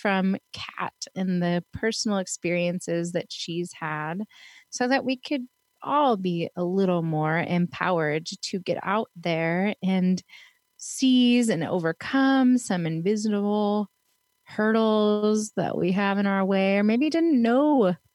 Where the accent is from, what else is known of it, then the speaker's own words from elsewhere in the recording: Pittsburgh, Pennsylvania, United States; also born or lived in Fort Lauderdale, Florida; now in Portland, United States; I was raised in Pittsburgh